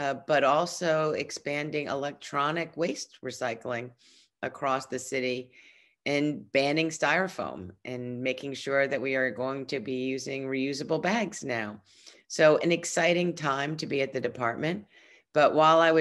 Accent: New York City, New York, United States; I was born and raised in Brooklyn

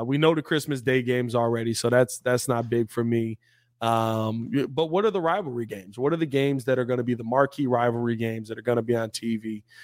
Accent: Chicago, Illinois, United States; I'm from Chicago

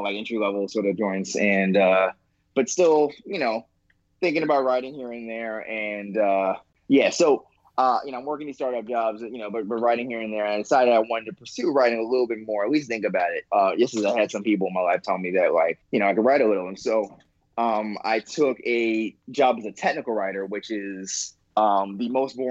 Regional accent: New York City, New York, United States; I grew up in Queens

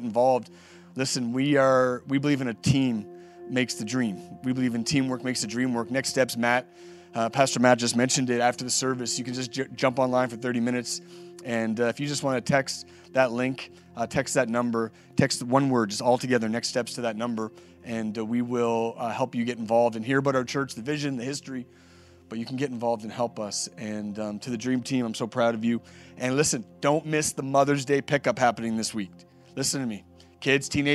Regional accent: Nova Scotia, Canada; Been here my whole life, born and raised in Nova Scotia

